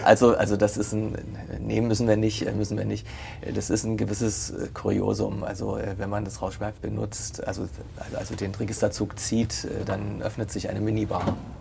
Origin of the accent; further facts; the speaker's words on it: Potsdam, Brandenburg, Germany; Ich bin ja gebürtiger Potsdamer